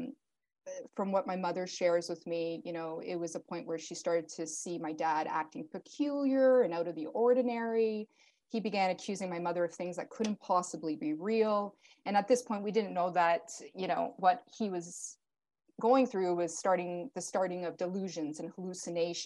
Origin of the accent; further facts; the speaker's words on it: Canada; also born or lived in Portugal; I was born in Portugal to my Portuguese parents, and I came to Canada or immigrated with them at 7 months old